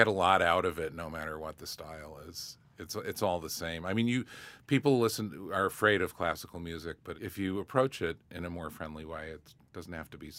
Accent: Syracuse, New York, United States; born or raised there

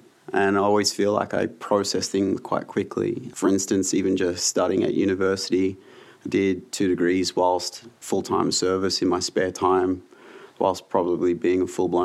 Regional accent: Newcastle, New South Wales, Australia; also born or lived in United Kingdom; I grew up in Newcastle, New South Wales

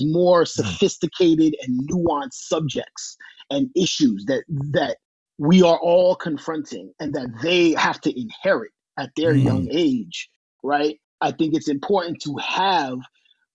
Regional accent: New York City, New York, United States; I'm a boy from Washington Heights, New York City, right? Right above Harlem, right across from the Bronx

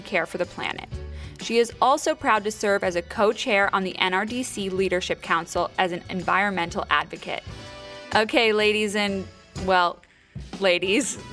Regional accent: Malibu, California, United States; we grew up in Malibu together.

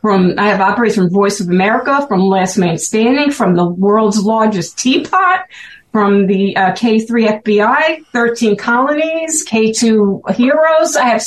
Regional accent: Brooklyn, New York, United States; accent: Brooklyn; You could tell I'm from Brooklyn from my accent.

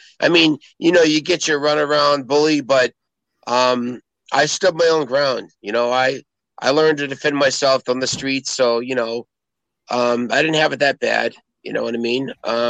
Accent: Boston, Massachusetts, United States; I grew up in South Boston.

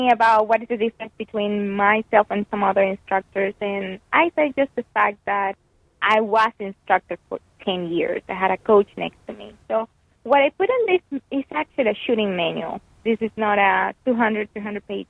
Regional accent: Venezuela; moved away; back in Venezuela, in my home country

